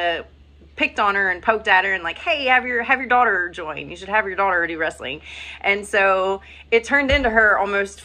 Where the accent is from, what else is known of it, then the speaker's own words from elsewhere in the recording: Virginia, United States; I grew up in Virginia